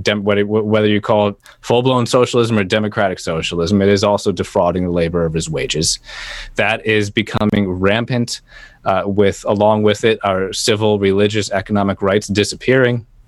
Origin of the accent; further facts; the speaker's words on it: United States; as American